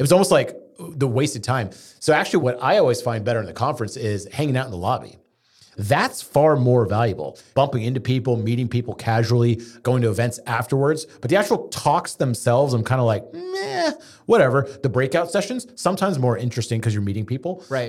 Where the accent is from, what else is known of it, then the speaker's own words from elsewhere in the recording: Houston, Texas, United States; growing up in Houston, we had a lot of Zoroastrian family